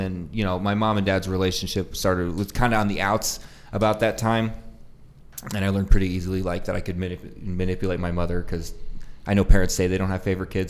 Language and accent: English; Syracuse, New York, United States; born there; also born or lived in Prescott Valley, Arizona; So I was born in Syracuse, New York.